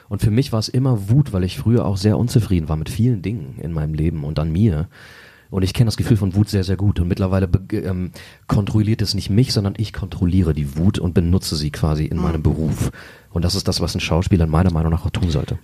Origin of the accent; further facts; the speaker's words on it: Braunschweig, Lower Saxony, Germany; also born or lived in Los Angeles; ich bin hier geboren vor, ähm, vor 36 Jahren und ähm, erste paar Jahre habe ich in Querum äh, gelebt, äh, dann aber relativ früh, glaube ich, da war ich äh, fünf oder sechs, äh, da sind wir nach Volkmarode gezogen